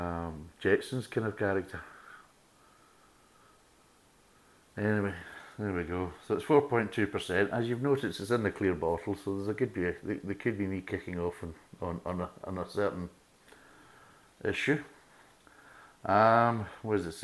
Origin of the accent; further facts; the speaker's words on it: Ayrshire, just south of Ayr, Scotland, United Kingdom; moved away; also born or lived in Russia; I grew up in Ayrshire, and I grew up just south of Ayr